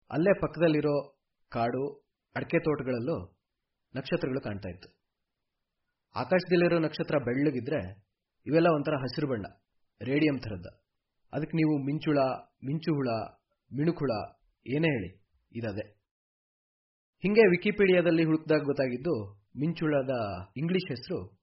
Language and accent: Kannada; a village in Koppa taluk, Chikkamagaluru district, Karnataka, India; ನಮ್ದು ಚಿಕ್ಕಮಗಳೂರು ಜಿಲ್ಲೆ ಕೊಪ್ಪ ತಾಲೂಕಲ್ಲಿರೋ ಒಂದು ಊರು